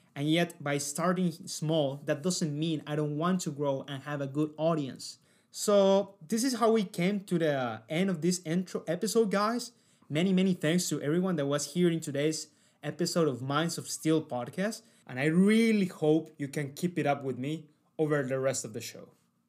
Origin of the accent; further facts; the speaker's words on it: Cali, Valle del Cauca, Colombia; moved away as an adult; now in Sydney, Australia; I decided to go out of my hometown